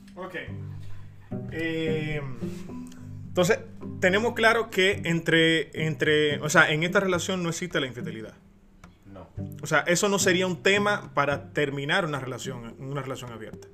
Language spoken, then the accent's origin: Spanish; Dominican Republic; como muchos dominicanos decimos